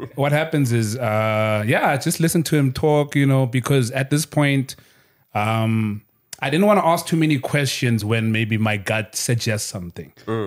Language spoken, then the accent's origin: English; Kokstad, KwaZulu-Natal, South Africa; moved away as an adult; also born or lived in Durban / Cape Town; I'm from Kokstad in KZN.